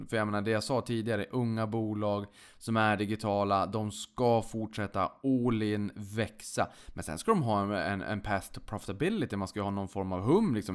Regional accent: Boden, Norrbotten County, Sweden; jag kommer från Boden, man hade inte så mycket annat roligt för sig så att man hängde väl på låset där då

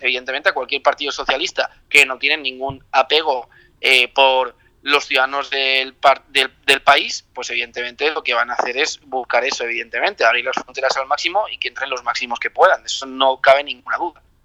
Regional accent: Spain; como ciudadano español

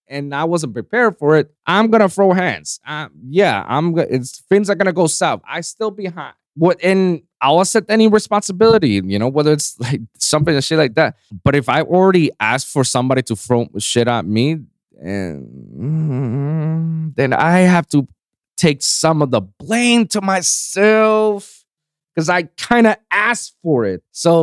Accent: Puerto Rico; I'm not from New York. I'm from Puerto Rico. It's the Puerto Rican in me

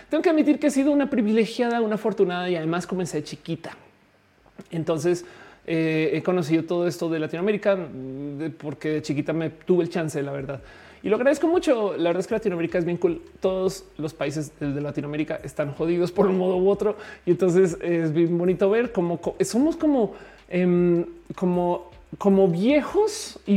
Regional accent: Colombia; also born or lived in Florida; pues soy colombiana, entonces por supuesto conozco Colombia

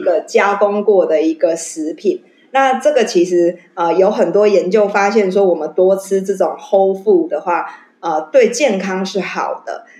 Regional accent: Taiwan; 我们台湾人

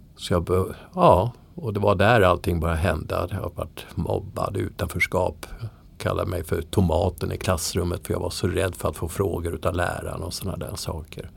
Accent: Södertälje, Stockholm County, Sweden; moved away as an adult; jag är alltså uppvuxen i Södertälje.

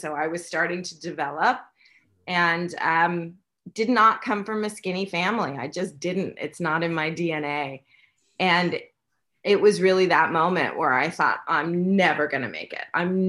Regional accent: New York City, New York, United States; in New York City.

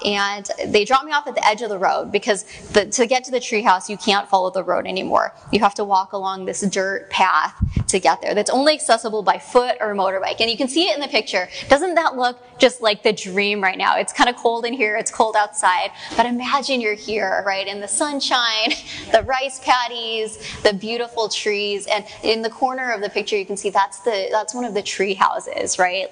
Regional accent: Mill Creek, Washington, United States; I'm actually from here, just down the street, like just down on 164th in Mill Creek

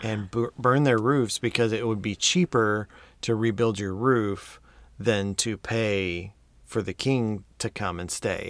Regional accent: United States; I'm an American

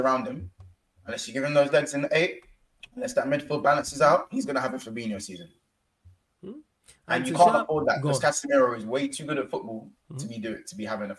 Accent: Jamaica; I don't speak Patois, but I'm Jamaican.

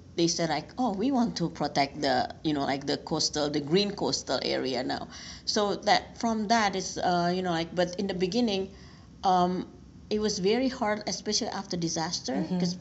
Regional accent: Indonesia; moved away as an adult; now in United States; I'm originally from Indonesia, so I've been working in Indonesia previously

